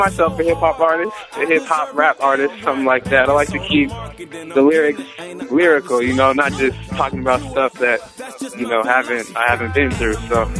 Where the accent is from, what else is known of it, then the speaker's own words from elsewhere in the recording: Seattle, Washington, United States; I'm from Seattle, Washington. That's 206 in the West Coast